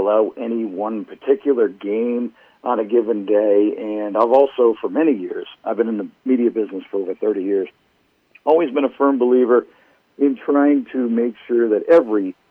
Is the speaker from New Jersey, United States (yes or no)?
no; Enfield, Connecticut, United States; up here in Enfield, which is, happens to be my hometown